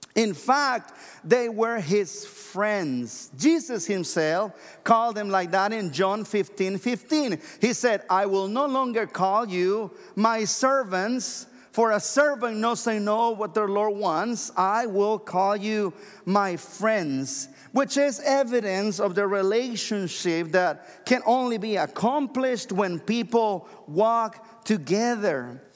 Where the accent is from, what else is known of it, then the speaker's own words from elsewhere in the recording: Mexico; moved away as an adult; now in United States; I'm originally from Mexico, and when I lived there all the way until I was twenty-three years old